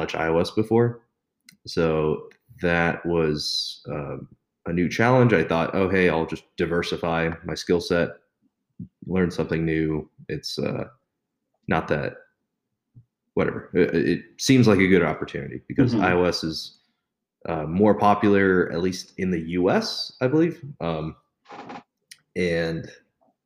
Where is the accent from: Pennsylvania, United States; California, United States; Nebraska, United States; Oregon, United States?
California, United States; Pleasanton; moved away as an adult; now in Las Vegas, United States; I grew up in Pleasanton, California.